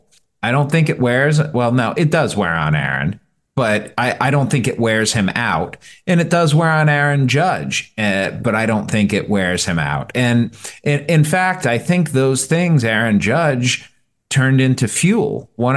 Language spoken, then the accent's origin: English; Cleveland, Ohio, United States; boo-hoo, sorry, I'm from Cleveland. They haven't won since 1948.